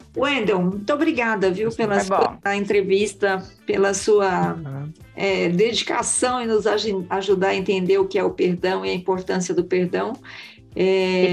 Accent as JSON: {"language": "Portuguese", "region": "northern Paraná", "country": "Brazil", "said": "nós somos todos pé vermelho, né, Mel e Lúcia? Nós somos pé vermelho"}